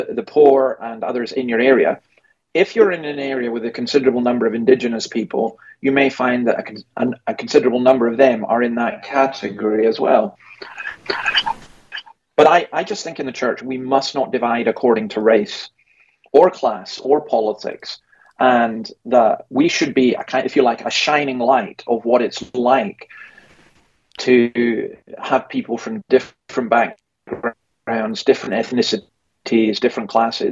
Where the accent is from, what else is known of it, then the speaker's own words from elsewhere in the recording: Scotland, United Kingdom; now in Sydney, Australia; me as a Scotsman